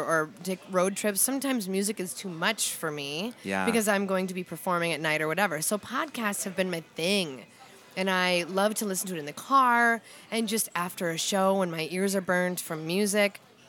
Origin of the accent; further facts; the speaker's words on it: Scranton, North Dakota, United States; now in Minnesota, United States; I'm originally from North Dakota.